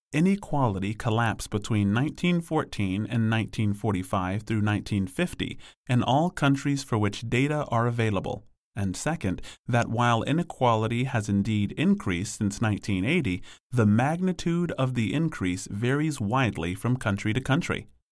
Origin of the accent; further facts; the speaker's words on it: London, United Kingdom; I was born in London in the seventies, growing up in the nineteen eighties.